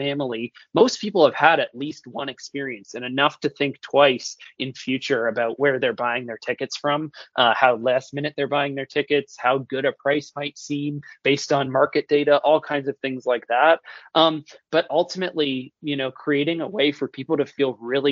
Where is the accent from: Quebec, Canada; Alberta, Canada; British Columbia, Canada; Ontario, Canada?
Ontario, Canada; Toronto; moved away; also born or lived in Orlando; I'm originally born and raised in Toronto